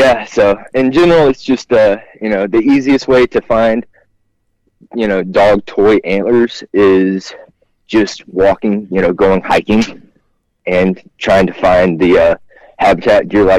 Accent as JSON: {"language": "English", "region": "Georgia", "country": "United States", "tie": "born or raised there", "said": "Yeah, so I grew up hunting in South Georgia."}